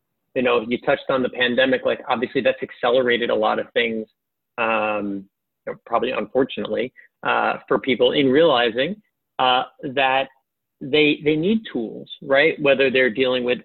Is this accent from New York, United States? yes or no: yes; New York City, New York, United States; I grew up in Queens